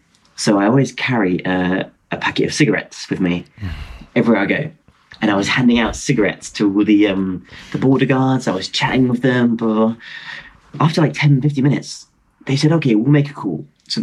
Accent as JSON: {"language": "English", "town": "Belfast", "region": "Northern Ireland", "country": "United Kingdom", "tie": "born or raised there", "also_born_or_lived": "Dublin", "said": "I was born in Dublin, Southern Ireland, but I moved to Belfast when I was a child. Yes. And I tell people I'm from Belfast, but really I'm from Dublin."}